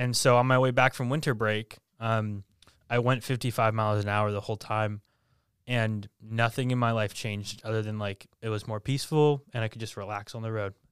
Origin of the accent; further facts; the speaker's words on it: Bedford, New Hampshire, United States; I born and raised in Bedford, New Hampshire